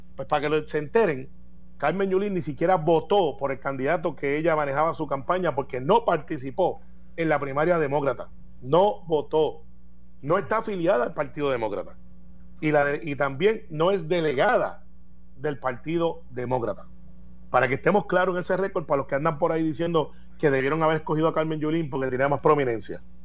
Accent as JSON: {"language": "Spanish", "country": "Puerto Rico", "also_born_or_lived": "United States", "said": "Porque nosotros somos puertorriqueños, somos ciudadanos americanos, pero somos también puertorriqueños."}